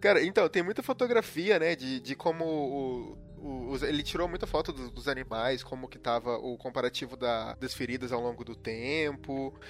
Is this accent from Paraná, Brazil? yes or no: no; interior of Minas Gerais, Brazil; now in Curitiba, Brazil; eu moro em Curitiba hoje em dia, uhum. eu sou do interior de Minas.